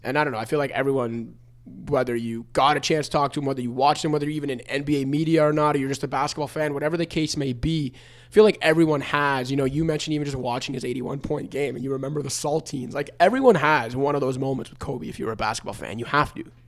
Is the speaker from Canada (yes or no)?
yes; Canada; a young Italian, Canadian basketball fan growing up